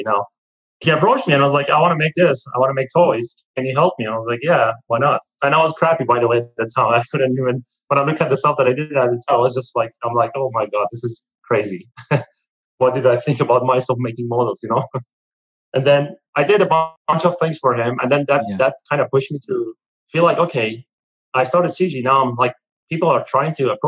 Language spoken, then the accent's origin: English; Iran; moved away as an adult; I'm from Iran originally